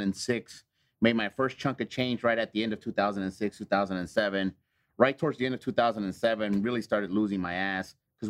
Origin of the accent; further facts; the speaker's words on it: South Gate, California, United States; moved away; I grew up in the south side of L.A. So I grew up in a town called Southgate